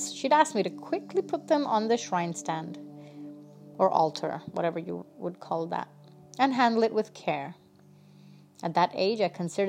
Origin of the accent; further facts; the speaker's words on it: India; I'm from India